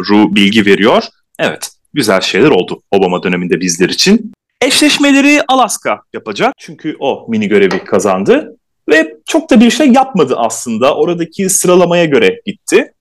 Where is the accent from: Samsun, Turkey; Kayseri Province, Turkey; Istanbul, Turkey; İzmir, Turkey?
İzmir, Turkey; İzmirliyim ben de.